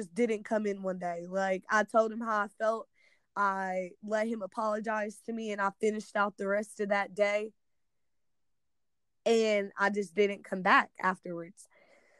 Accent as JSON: {"language": "English", "region": "Missouri", "country": "United States", "moved": "yes", "said": "I come from a predominantly black town"}